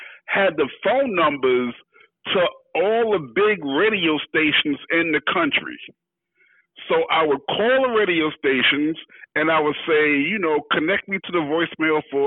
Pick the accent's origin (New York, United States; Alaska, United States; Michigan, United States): New York, United States; New York City; I'm from Fort Greene, Brooklyn. That's where I was born and raised